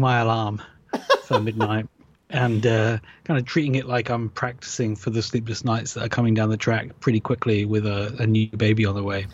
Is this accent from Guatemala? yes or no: no; Nottingham, East Midlands, United Kingdom; I am from Nottingham in the UK